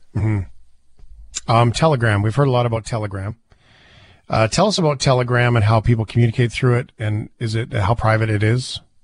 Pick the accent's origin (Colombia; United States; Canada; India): Canada; Fort McMurray, Alberta; I live in Alberta. I grew up in Fort McMurray.